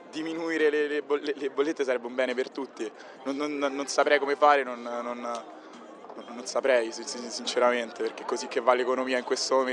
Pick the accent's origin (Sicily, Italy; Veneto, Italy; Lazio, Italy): Lazio, Italy; Rome; Da Roma.